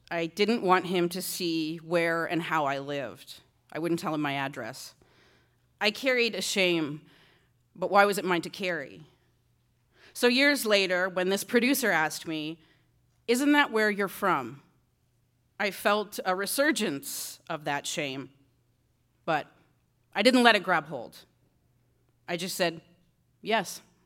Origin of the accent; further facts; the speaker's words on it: Six Nations, Ontario, Canada; moved away; growing up on Six Nations